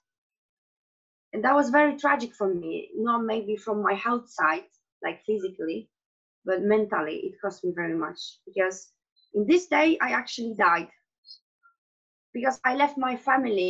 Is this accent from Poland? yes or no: yes; Poland; English is a second language; moved away as an adult; also born or lived in Germany; originally I'm from Poland, and I spent 10 years of my life being abroad, because when I was 19, I decided that I want to go and travel around the world